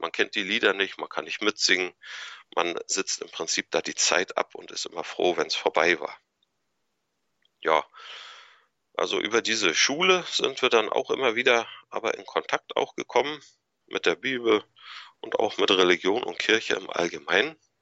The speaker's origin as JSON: {"language": "German", "town": "Anklam", "region": "Mecklenburg-Vorpommern", "country": "Germany", "tie": "born or raised there", "also_born_or_lived": "Kiel", "moved": "as an adult", "said": "Also ich bin 1976 hier in Antlam geboren und aufgewachsen"}